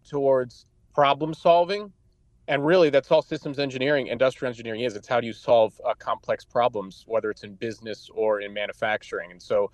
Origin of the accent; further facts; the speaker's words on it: New Jersey, United States; moved away as an adult; now in Ohio, United States; growing up in New Jersey